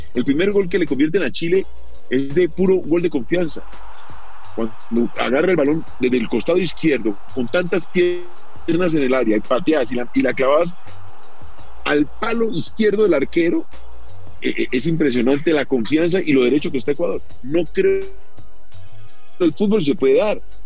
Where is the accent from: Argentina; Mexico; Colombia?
Colombia; nosotros como colombianos